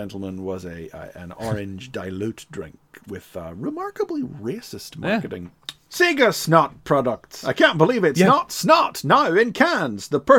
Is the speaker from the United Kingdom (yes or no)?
yes; Northern Ireland, United Kingdom; I'm from Ireland